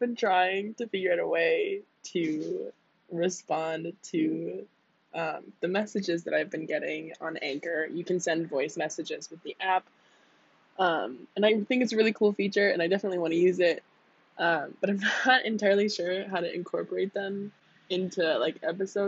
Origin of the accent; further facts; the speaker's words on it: United States; moved away as an adult; I'm from the US